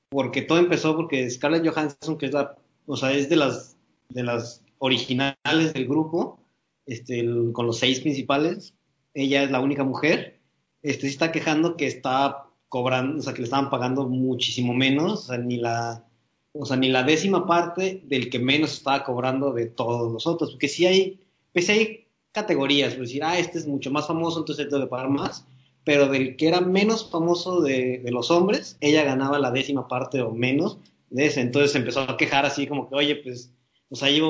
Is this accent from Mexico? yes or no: no; United States; yo soy, soy estadounidense, pero mi papá sigue siendo, o sea, mi papá sí es latino, que nació en, un país de Latinoamérica